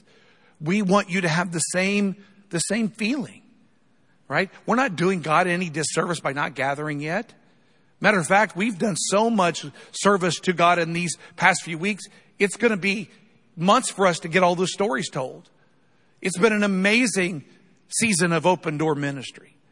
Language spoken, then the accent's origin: English; United States; We're Americans